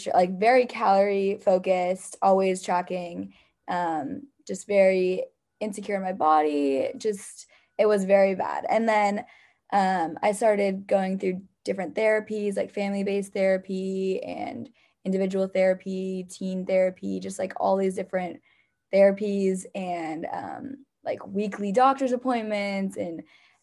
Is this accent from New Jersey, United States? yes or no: no; San Jose, California, United States; moved away as an adult; now in San Luis Obispo, United States; I'm from San Jose, California.